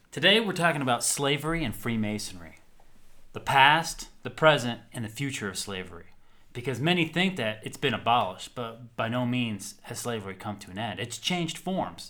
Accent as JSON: {"language": "English", "country": "United States", "tie": "born or raised there", "said": "growing up in the American educational school system"}